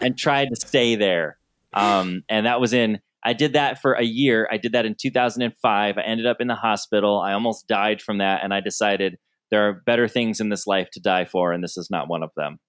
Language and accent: English; Southern Michigan, United States; I grew up in Southern Michigan where there were rodeos every weekend